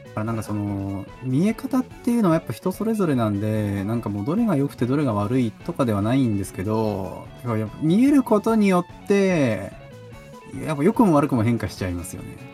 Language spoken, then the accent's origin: Japanese; Toyama, Japan; 僕はあの出身がその富山県